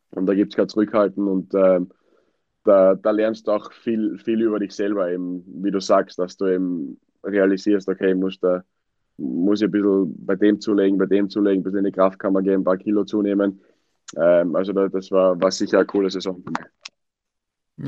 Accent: Wiener Neustadt, Lower Austria, Austria; now in England, United Kingdom; in Wiener Neustadt

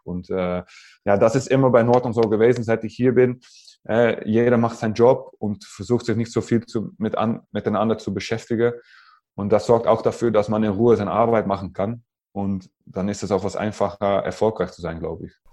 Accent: Netherlands; German is a second language; moved away as an adult; also born or lived in France; waren wir als Holländer

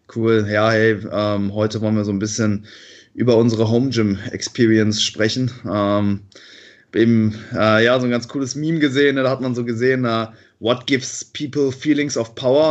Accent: Cologne, North Rhine-Westphalia, Germany; ich komme aus Köln

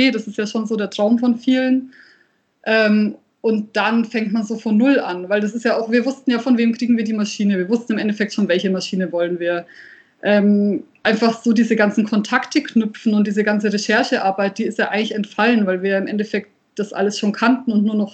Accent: Nuremberg, Bavaria, Germany; born there; now in Fürth, Germany; also ich bin ja wirklich äh, in Nürnberg geboren, das heißt, ich habe es bis nach Fürth geschafft.

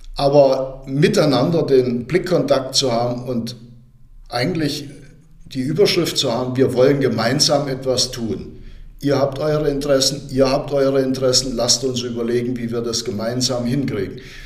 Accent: Kaltensundheim, Thuringia, Germany; ich bin ja in der Rhön geboren, in Kaltensundheim. Ich bin auch in keiner Klinik geboren, ich bin zu Hause. Meine Mutter hat mich zu Hause in unserem Haus, wo wir jetzt wohnen, im Schlafzimmer geboren. Bin also waschechter, eingeborener Thüringer Röner

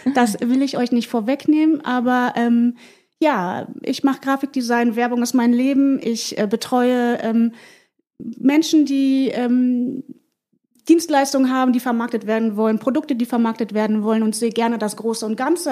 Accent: Mönchengladbach, North Rhine-Westphalia, Germany; moved away as an adult; now in Hamburg, Germany; bin aus der Provinz äh, in Mönchengladbach aufgewachsen

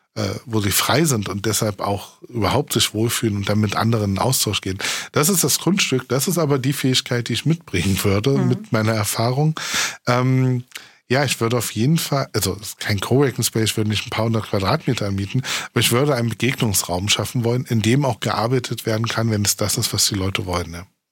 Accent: Saxony-Anhalt, Germany; now in Berlin, Germany; ich komme aus Sachsen-Anhalt, das ist ein Niedriglohnland.

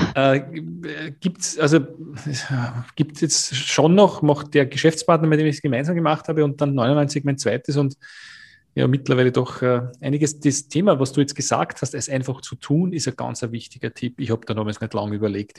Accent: Austria; Bei uns in Österreich

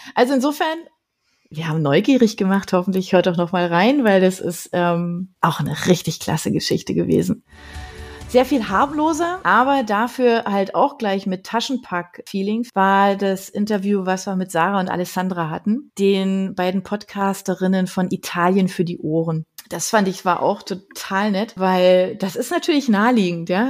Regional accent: Berlin, Germany; moved away; von Berlin abonniert, weil das einfach meine Heimat war

